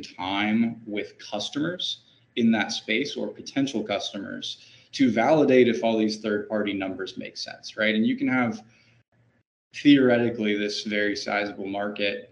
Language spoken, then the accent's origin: English; Georgia, United States; moved away as an adult; also born or lived in United Kingdom; now in Northwest Arkansas, United States; I am originally from Georgia